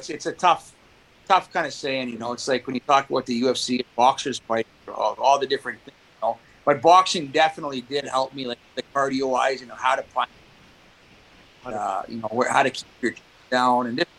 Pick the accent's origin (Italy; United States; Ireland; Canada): Canada; Saskatchewan; growing up in Pee Wee and Bantam, I was one of the best players in the province, you know, playing the AA Bantam leagues in Saskatchewan